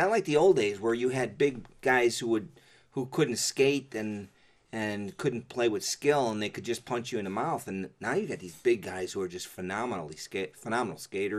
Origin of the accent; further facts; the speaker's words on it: Chicago, Illinois, United States; We're from Chicago, by the way